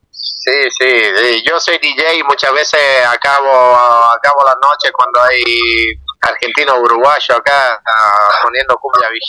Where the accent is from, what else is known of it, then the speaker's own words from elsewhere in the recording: Italy; Spanish is a second language; somos un grupo de Italia, me eh, yo como siendo italiano me gustaba, yo aprendí el español gracias a la música latina, gracias a la música.